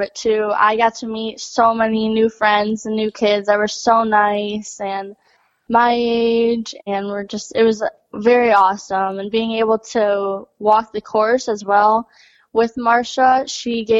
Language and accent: English; Dexter, Michigan, United States; I am from Dexter, Michigan. We own a barn, Cobblestone Farms, and that's where I've rode my whole life.